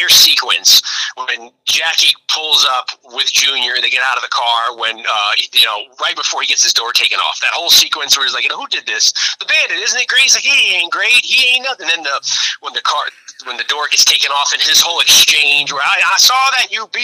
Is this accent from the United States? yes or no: yes; Connecticut, United States; now in Westchester, United States; I live in Westchester, so I hail from around up here, born and raised in Connecticut